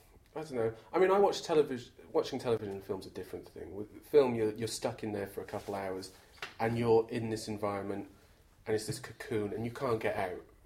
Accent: Alaska, United States; What do you mean, Alaska? I was brought up in Alaska.

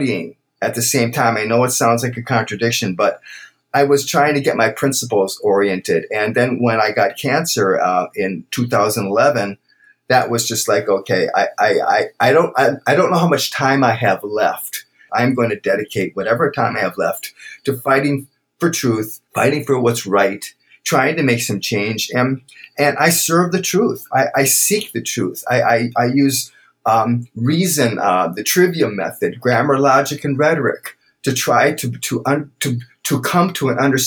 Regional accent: Brookfield, Wisconsin, United States; growing up in Brookfield with mom and dad there

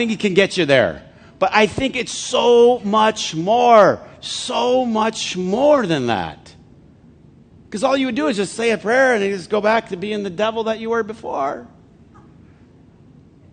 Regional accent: Flint, Michigan, United States; I'm from Flint

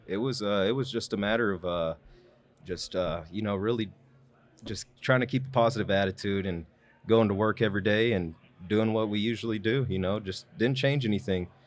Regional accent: Wichita Falls, Texas, United States; born and raised in Wichita Falls

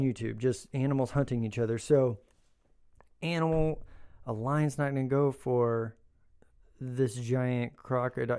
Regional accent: Oklahoma, United States; we grew up in Oklahoma

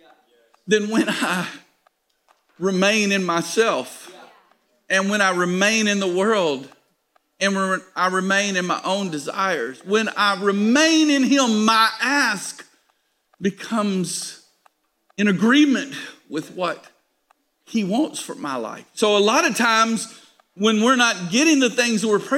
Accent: United States; Now we are American

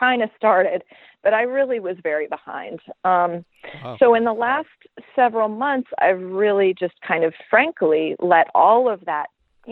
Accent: St. Louis, Missouri, United States; now in Brooklyn, United States; I grew up there, so I've got a good network there. So I've done a lot of portrait work in St. Louis

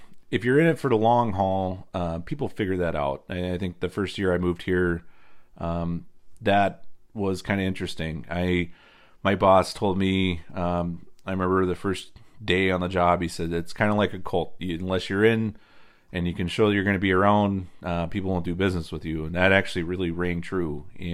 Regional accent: Indiana, United States; now in Wisconsin, United States; So I came from Indiana, where the low spots are always the wet spots. In Wisconsin, the side hills are the wet spots.

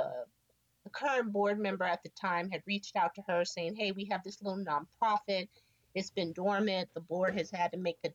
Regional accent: San Francisco, California, United States; Born and raised in San Francisco, proud to say. Grew up in the Excelsior District

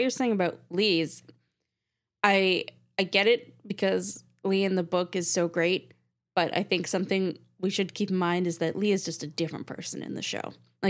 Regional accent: Canada; I'm not American. Hello. I'm from Canada.

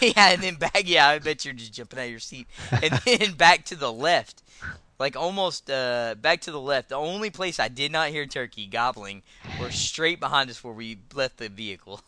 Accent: Texas, United States; I'm a Texan, so I live, uh, fairly close to the, uh, the Red River

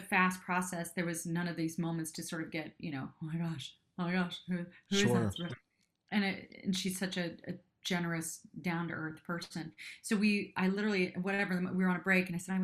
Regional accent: Cincinnati, Ohio, United States; moved away as an adult; also born or lived in Japan; now in New York, United States; I'm from Cincinnati, outside of Cincinnati. I'm from Ohio

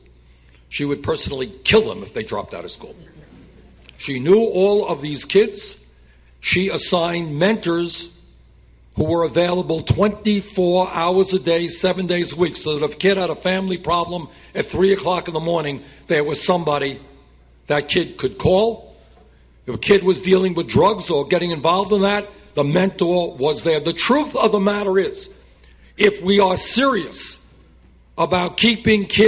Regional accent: Burlington, Vermont, United States; my hometown of Burlington, Vermont

